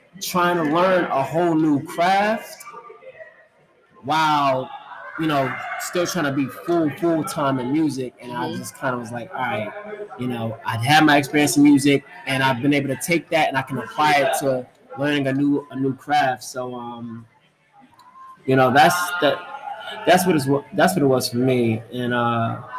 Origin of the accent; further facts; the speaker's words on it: Long Branch, New Jersey, United States; Long Branch, New Jersey, my hometown